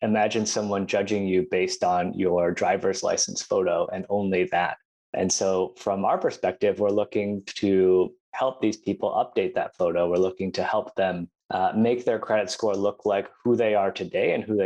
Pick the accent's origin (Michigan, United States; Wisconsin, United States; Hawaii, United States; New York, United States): New York, United States; Buffalo; I'm originally from Buffalo, New York